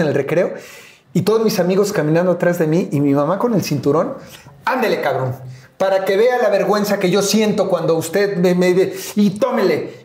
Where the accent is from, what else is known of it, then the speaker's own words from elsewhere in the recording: Mexico City, Mexico; no solamente vivía, yo nací en Iztapalapa